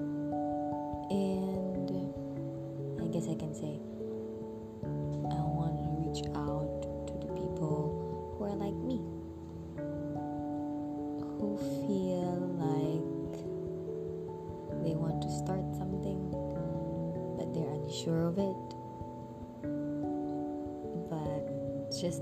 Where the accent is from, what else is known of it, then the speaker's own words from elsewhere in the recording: Philippines; moved away as an adult; now in Jakarta, Indonesia; So, I'm originally from the Philippines. And I moved to Jakarta in 2013.